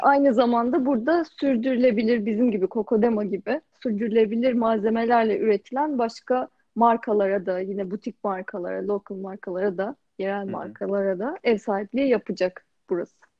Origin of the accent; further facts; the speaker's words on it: Rize Province, Turkey; Zaten Rize gibi bir yerde doğmuşum